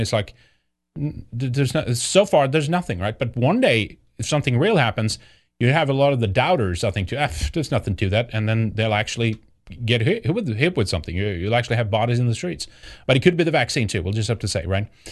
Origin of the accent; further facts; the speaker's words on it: Sweden; Growing up in Sweden